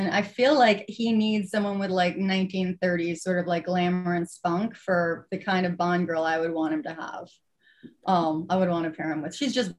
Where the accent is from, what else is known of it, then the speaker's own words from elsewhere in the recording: New York, United States; moved away as an adult; now in Los Angeles, United States; I'm from New York originally, if you couldn't tell. So I was, when I was, you know, living in New York, you know, I was raised there